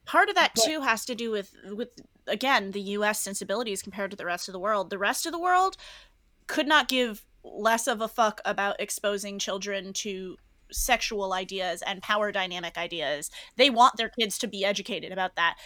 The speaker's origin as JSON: {"language": "English", "region": "New England", "country": "United States", "moved": "yes", "said": "I'm from New England."}